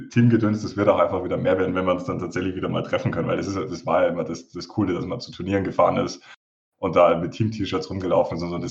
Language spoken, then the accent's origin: German; Munich, Bavaria, Germany; Ja, ich komme aus München, spiele seit 2014 X-Wing